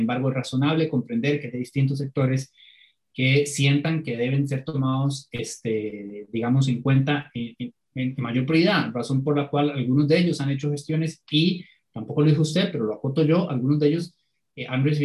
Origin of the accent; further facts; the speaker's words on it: Cartago, Costa Rica; Yo, por ejemplo, soy de Cartago y tenemos semanas de estar entre los cinco cantones con más casos nuevos por día.